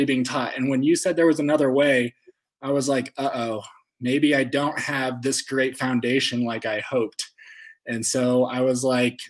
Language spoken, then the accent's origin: English; Fort Collins, Colorado, United States; now in Colorado Springs, United States; I'm from Fort Collins, Colorado, born and raised.